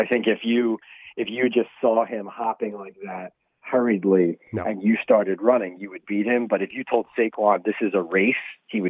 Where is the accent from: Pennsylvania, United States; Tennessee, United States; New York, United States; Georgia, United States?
Pennsylvania, United States; Philadelphia; growing up in Philly. It was such like a pro football town with the Eagles. But then I went to Notre Dame.